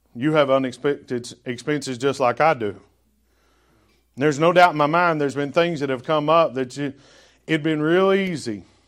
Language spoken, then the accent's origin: English; the South, United States; accent: Southern drawl; now in New England, United States; because I'm from the South and I've got that Southern draw, which I don't know that I'll ever lose